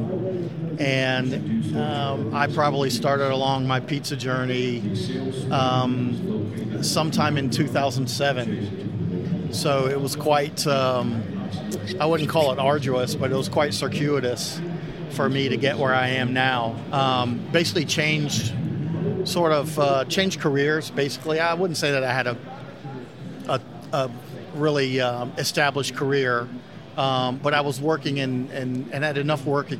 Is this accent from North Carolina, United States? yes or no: yes; Winston-Salem, North Carolina, United States; Yeah, I'm from Winston-Salem